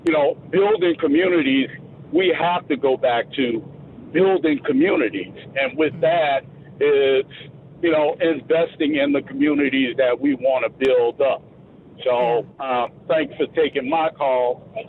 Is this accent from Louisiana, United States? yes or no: yes; New Orleans, Louisiana, United States; now in Baton Rouge, United States; I'm actually originally from New Orleans. I've lived in Baton Rouge, Louisiana now.